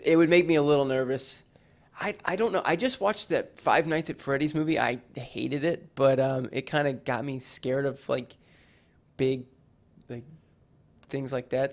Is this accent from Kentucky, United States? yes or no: yes; Owensboro, Kentucky, United States; I am from Owensboro